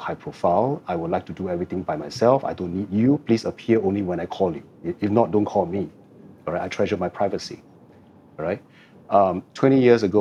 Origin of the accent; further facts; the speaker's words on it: Singapore; I've been a Singaporean since the day I was born, and I lived here for the last 49 years